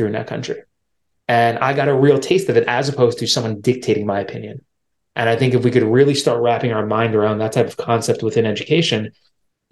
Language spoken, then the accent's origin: English; New York, United States; I'm from New York, so it's a big city